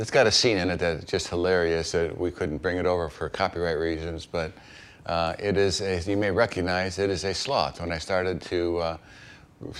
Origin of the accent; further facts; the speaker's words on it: Chicago, Illinois, United States; moved away as an adult; also born or lived in East Texas; I grew up in Chicago, and I arrived in East Texas for my first call